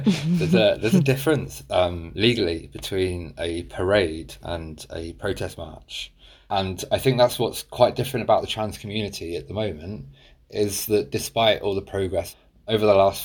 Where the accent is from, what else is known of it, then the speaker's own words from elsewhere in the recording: New Jersey, United States; Oh, I grew up in Jersey. And I was born into a very devout Jehovah's Witness family that I call it a cult.